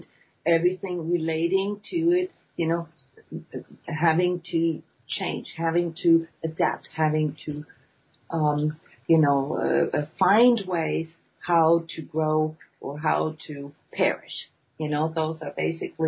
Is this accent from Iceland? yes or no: yes; Iceland; my home country, Iceland